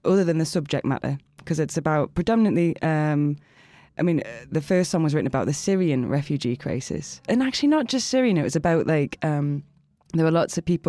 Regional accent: South Shields, North East England, United Kingdom; In the northeast. So place called South Shields.

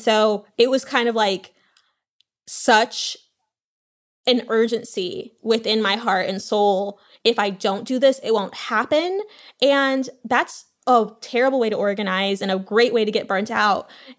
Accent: San Marino, California, United States; also born or lived in Louisiana; But I also grew up in San Marino, where my mom went to high school with one of the police officers who was the only Black woman police officer at the PD.

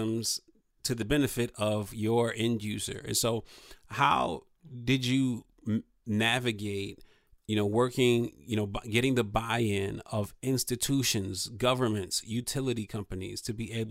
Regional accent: Toledo, Ohio, United States; Born and raised in Toledo.

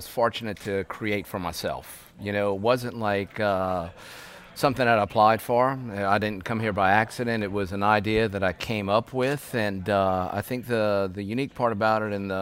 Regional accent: Raceland, Louisiana, United States; also born or lived in New Orleans, Louisiana; now in Lafayette, United States; I'm from Raceland by Lafourche on that side of the state

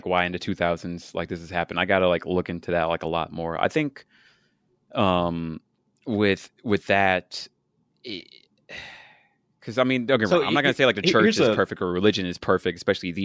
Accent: Dallas, Texas, United States; I'm from Dallas, or I say I'm from Texas

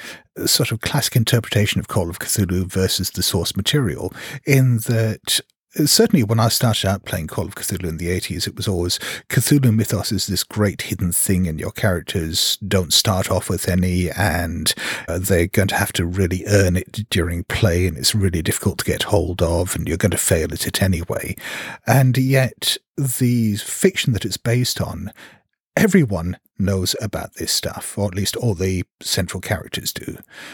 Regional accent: Hong Kong; I come from Hong Kong.

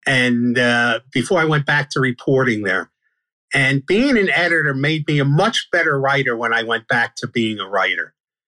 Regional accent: Brooklyn, New York, United States; Yeah. I grew up on Washington Avenue, I used to read the Daily News and the Daily Mirror at the time, sports section, when I was a little kid.

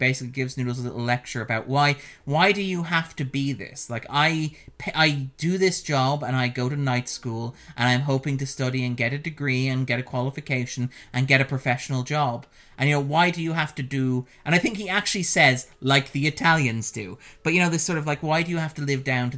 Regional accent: Ireland; we're both Irish

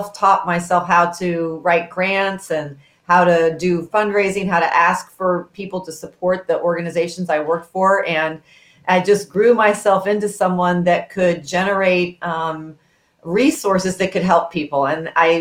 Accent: Kansas City, Missouri, United States; growing up in Kansas City, as a daughter of very hardworking parents

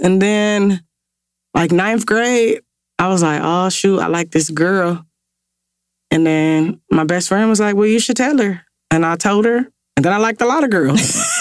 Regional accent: Ohio, United States; growing up in Ohio, I hooped

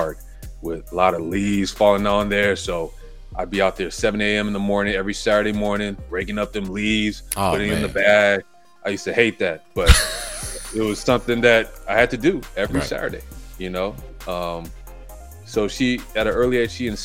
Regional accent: Los Angeles, California, United States; I was born here in LA, but yeah, I'm Belizean

